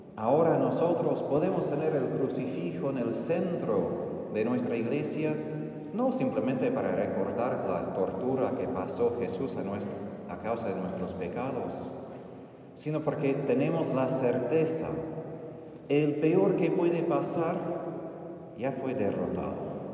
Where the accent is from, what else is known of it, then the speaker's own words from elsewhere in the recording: Texas, United States; Spanish is a second language; moved away; soy de Texas